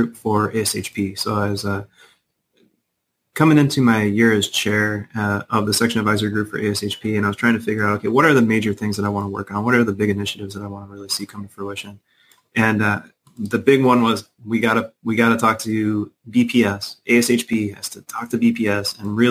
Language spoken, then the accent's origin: English; Chicago, Illinois, United States; moved away as an adult; I'm from Chicago